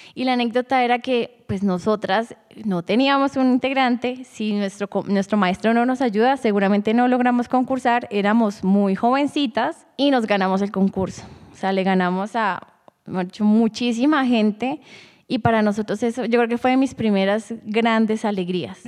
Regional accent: Sogamoso, Boyacá, Colombia; now in Bogotá, Colombia; yo nací en Sogamoso, Boyacá

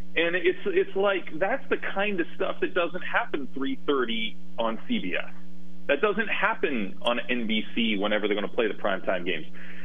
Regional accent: Ohio, United States; now in Washington, United States; I grew up in Ohio

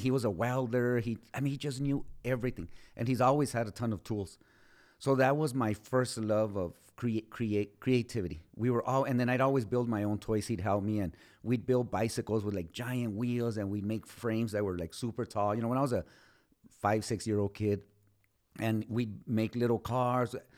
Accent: Socorro, Texas, United States; I was born and raised in Socorro

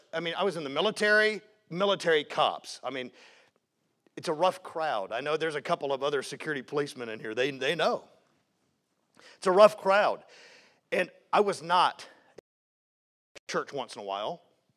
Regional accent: the South, United States; and I was raised in the South. I mean, I'm talking fire-breathing preaching.

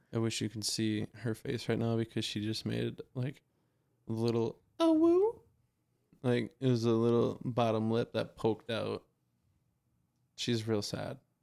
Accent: Wisconsin, United States; we're from Wisconsin.

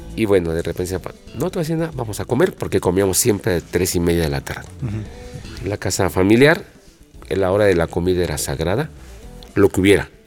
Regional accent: Mexico City, Mexico; also born or lived in Aragón; De niños ahí nos poníamos a jugar fútbol, coladeritas

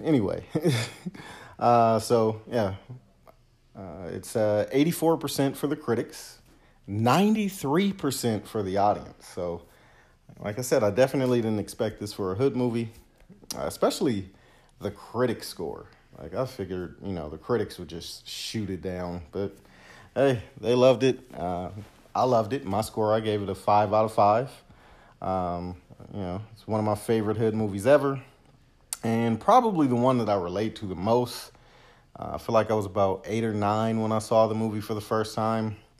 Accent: Los Angeles, California, United States; I grew up in Southwest

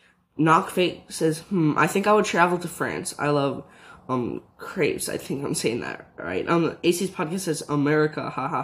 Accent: United States; as I am American

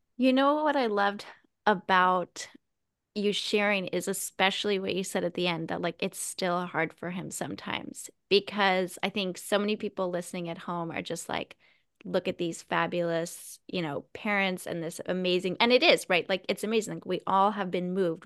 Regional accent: California, United States; moved away as an adult; now in Midwest, United States; all three of us are from California.

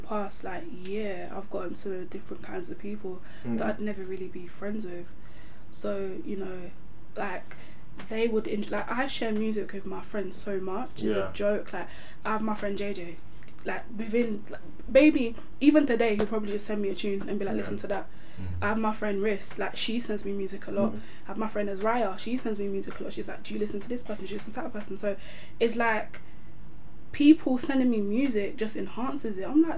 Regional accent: London, United Kingdom; moved away; also born or lived in Chafford Hundred, Essex; I grew up in South East London, and obviously I moved here

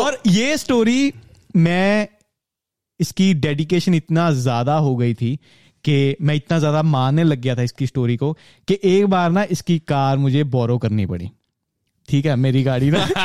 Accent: Punjab, India; moved away as an adult; मैं पंजाब से आता हूँ

